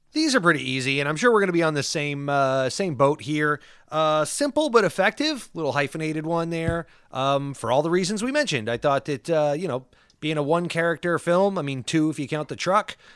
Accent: Paso Robles, California, United States; I grew up in Paso Robles, San Luis Obispo, California

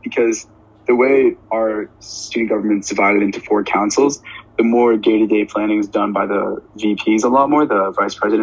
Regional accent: New York, United States; I'm from New York

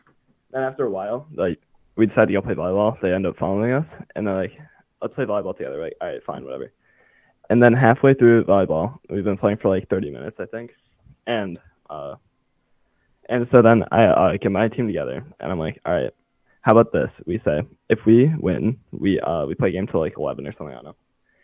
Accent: Michigan, United States; I'm from Michigan.

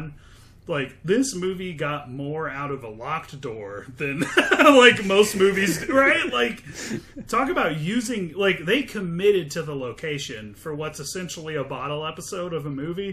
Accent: United States

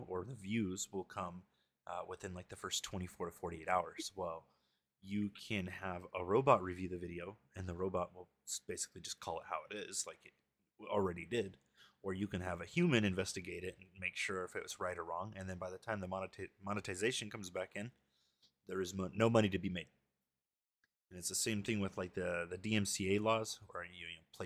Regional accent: California, United States; moved away as an adult; also born or lived in Arizona; Moved back to my hometown of California

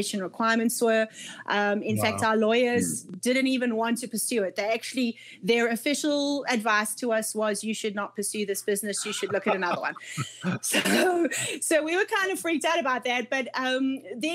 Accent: Scotland, United Kingdom; moved away as an adult; I'm Scottish by nationality or heritage. My parents are Scots

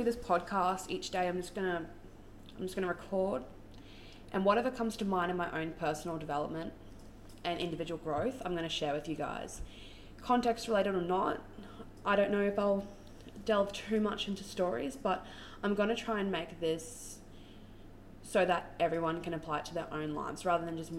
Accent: Brisbane, Queensland, Australia; I'm from Brisbane in Australia

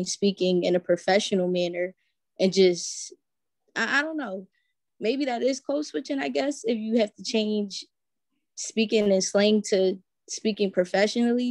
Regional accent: Philadelphia, Pennsylvania, United States; I grew up in Philly

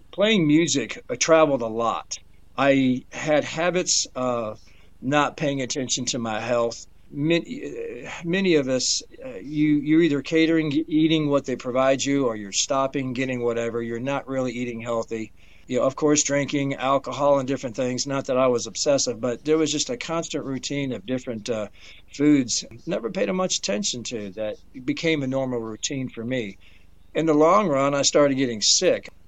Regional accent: Detroit, Michigan, United States; also born or lived in Danville, Indiana; I was born actually in uh, Danville, Indiana. I was raised in Detroit, uh, Michigan.

